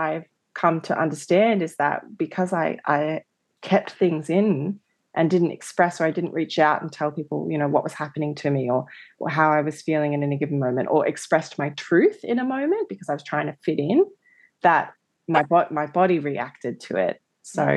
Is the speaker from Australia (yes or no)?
yes; Australia; I grew up in Australia as a mixed race girl